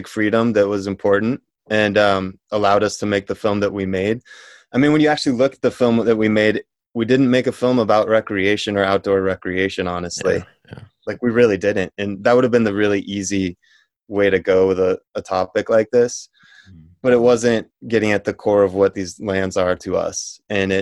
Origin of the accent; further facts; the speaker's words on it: Colorado, United States; I grew up in Colorado